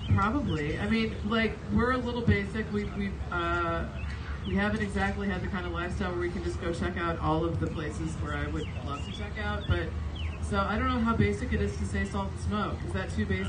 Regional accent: Webster Groves, Missouri, United States; I grew up in Webster to Mid County

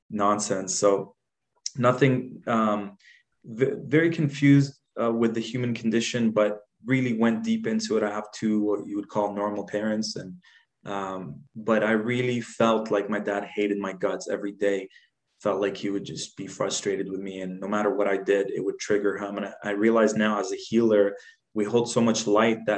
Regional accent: Dubai, United Arab Emirates; also born or lived in Jordan; So I was born in Jordan, left there when I was four. We we went to this place at that time. It wasn't what it is today. It was an up and coming place called Dubai

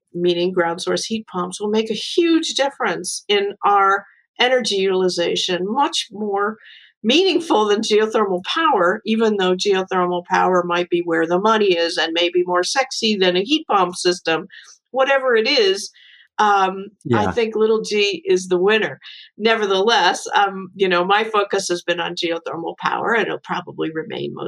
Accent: New York, United States; I'm from New York

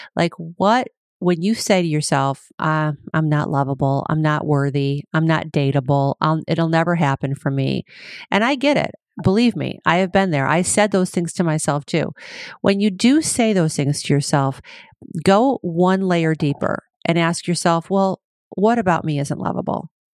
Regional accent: Cleveland, Ohio, United States; also born or lived in Chicago, Illinois; now in California, United States; I was born in Cleveland, lived in Chicago most of my life, And now here I am in California

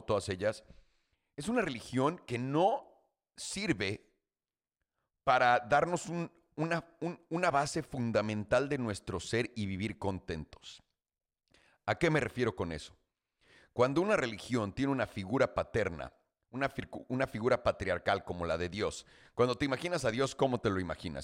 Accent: Mexico City, Mexico; moved away; yo nací, crecí en la Ciudad de México, para que todo el mundo sepa, hasta los 18 años

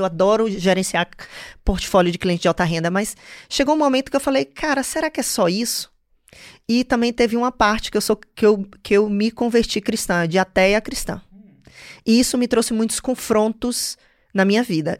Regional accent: Salvador, Bahia, Brazil; accent: Nordeste; moved away as an adult; also born or lived in London, United Kingdom / New York, United States; now in Maryland, United States; Eu nasci em Salvador, mas minha família inteira do interior

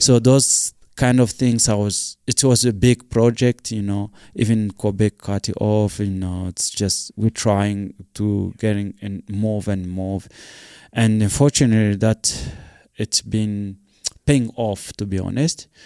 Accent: Rwanda; moved away as an adult; also born or lived in South Africa; I'm come from Rwanda

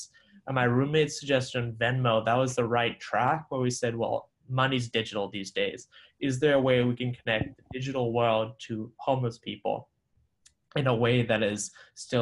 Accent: Malawi; moved away as an adult; also born or lived in Sri Lanka (ancestry); now in Boston, United States; So I grew up in Malawi. I'm originally Sri Lankan by blood, but I spent my first 18 years of life in Malawi, so a small African country

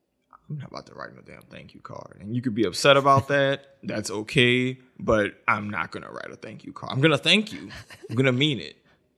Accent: the South, United States; So I didn't grow up ice skating because I grew up in the South and we didn't have ice or snow.

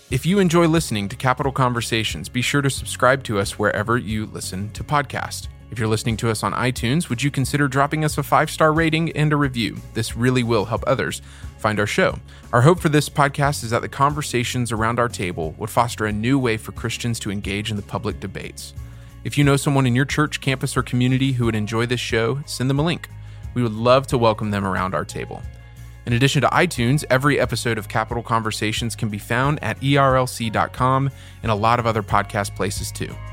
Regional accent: Texas, United States; I'm from Texas

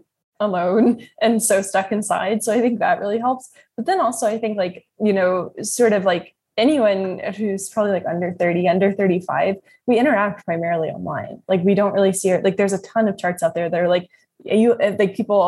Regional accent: Kentucky, United States; I'm from Kentucky

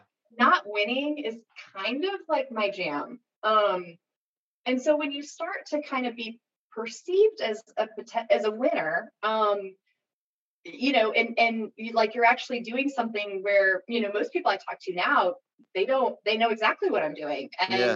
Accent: Seattle, Washington, United States; moved away as an adult; now in Northwest Arkansas, United States; growing up in Seattle, kind of in an Amazon environment

